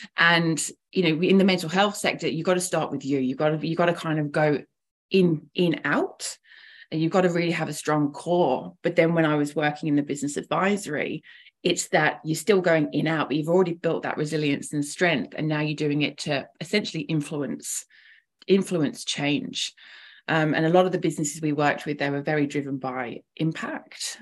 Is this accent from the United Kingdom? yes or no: yes; England, United Kingdom; moved away as an adult; now in Melbourne, Australia; I'm originally from England, so from quite quite a, uh, a long way away, but I've been living in Melbourne now for about 10 years.